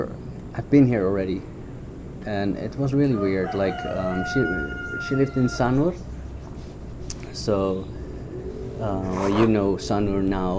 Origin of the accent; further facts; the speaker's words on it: Netherlands; English is a second language; moved away as an adult; now in Bali, Indonesia; from Holland, now living in Indonesia